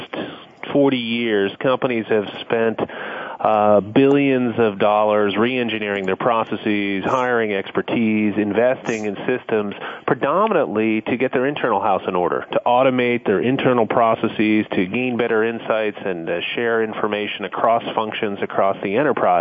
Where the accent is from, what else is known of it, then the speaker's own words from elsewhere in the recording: Roswell, Georgia, United States; my hometown in Roswell, Georgia